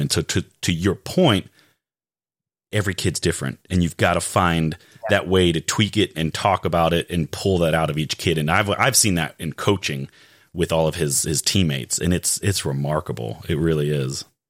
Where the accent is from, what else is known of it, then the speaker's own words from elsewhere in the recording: Raleigh, North Carolina, United States; I'm from Raleigh